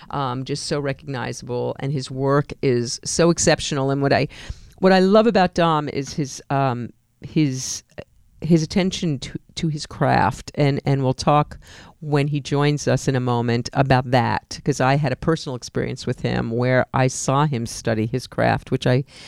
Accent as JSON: {"language": "English", "town": "New York City", "region": "New York", "country": "United States", "tie": "born or raised there", "also_born_or_lived": "Queens, New York / Manhattan, New York / Arizona", "accent": "Bronx", "moved": "as an adult", "lives_now": "California, United States", "said": "I lived in the Bronx for most of my childhood, but I lived in Queens through high school"}